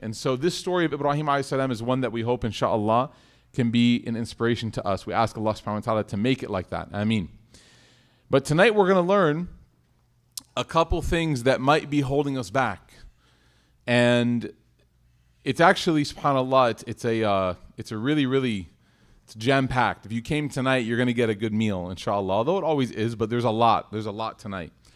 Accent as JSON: {"language": "English", "country": "United States", "said": "I said, \"America.\""}